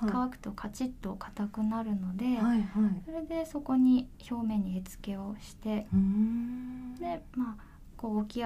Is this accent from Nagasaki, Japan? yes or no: yes; Nagasaki, Japan; えっと、地元は地元は長崎なんです